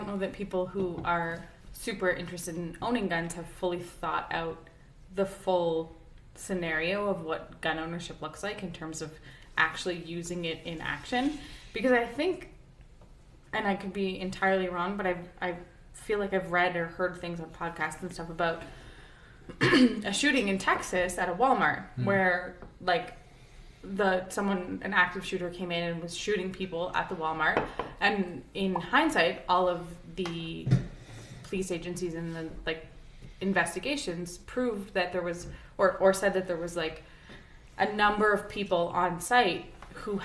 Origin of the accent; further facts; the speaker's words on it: Canada; I'm a Canadian who grew up with no guns